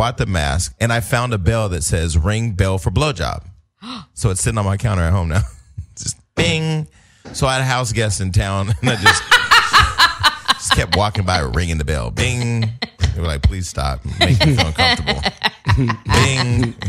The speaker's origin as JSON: {"language": "English", "town": "Stockton", "region": "California", "country": "United States", "said": "I'm from Stockton."}